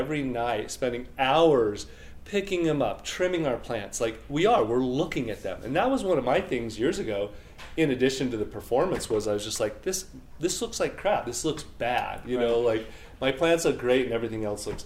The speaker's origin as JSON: {"language": "English", "region": "northern Utah", "country": "United States", "tie": "born or raised there", "also_born_or_lived": "Colorado", "moved": "yes", "lives_now": "Denver, United States", "said": "I'm from Colorado and grew up in northern Utah"}